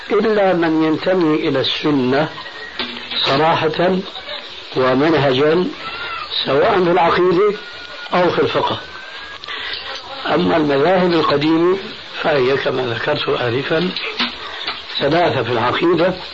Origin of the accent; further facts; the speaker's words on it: Syria; أما جماهير الناس كما يقولون عندنا في سوريا هات إيدك وامشي